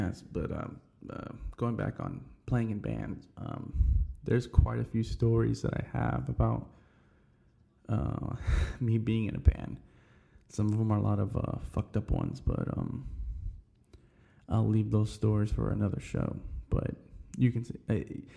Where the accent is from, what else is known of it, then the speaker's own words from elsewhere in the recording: Houston, Texas, United States; I grew up on the North Side. I lived on this side pretty much my whole life